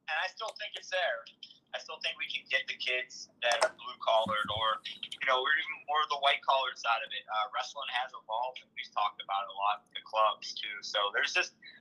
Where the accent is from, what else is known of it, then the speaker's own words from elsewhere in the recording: Central Pennsylvania, United States; I grew up in Central PA where wrestling is a religion